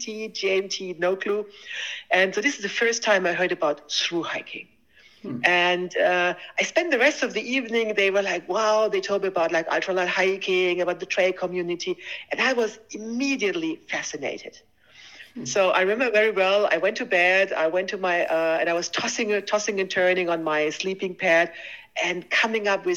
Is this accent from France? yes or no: no; Germany; I was born and raised in Germany, went to school there.